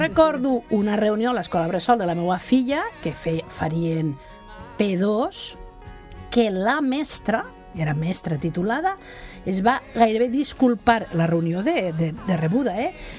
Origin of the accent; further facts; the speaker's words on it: Catalonia, Spain; com som els catalans